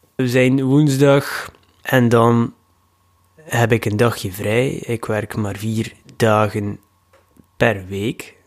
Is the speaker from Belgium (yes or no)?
yes; Ostend, Flanders, Belgium; in Oostende, mijn thuisstad